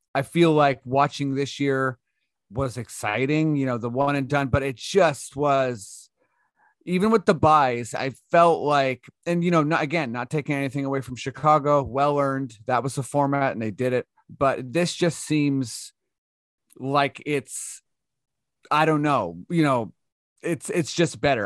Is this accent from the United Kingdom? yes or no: no; Canada; we're Canadian